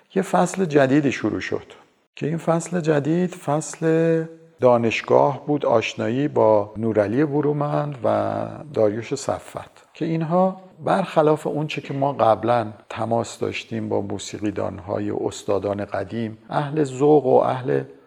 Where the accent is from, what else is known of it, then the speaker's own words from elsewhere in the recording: Tehran, Tehran Province, Iran; also born or lived in Damavand; من در 26 بهمن 1331 در شهر دماوند به دنیا آمدم خانواده من از دماوند نیستن